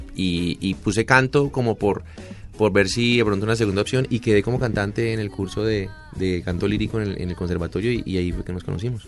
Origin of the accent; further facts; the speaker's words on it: Cali, Valle del Cauca, Colombia; also born or lived in Cartago; Yo soy de, Cartago, pero pero bueno, pasé mi infancia en, Cartago y hice todo mi bachillerato en Cali